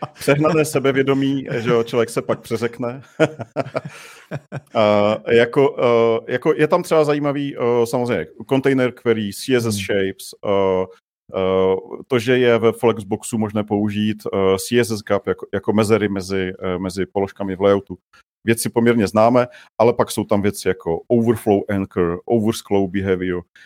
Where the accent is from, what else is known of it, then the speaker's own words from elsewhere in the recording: Czechia; now in Prague, Czech Republic; jsem musel přestat říkat, že jsem z Mělíčova